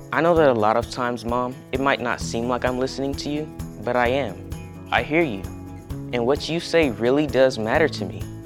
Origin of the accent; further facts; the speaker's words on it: the South, United States; I'm from the South